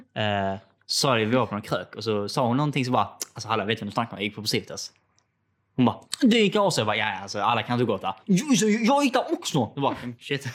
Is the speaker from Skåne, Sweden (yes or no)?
yes; Skåne, Sweden; accent: Scanian; när jag pratar själv och hör mig själv prata så tycker jag inte det är skånska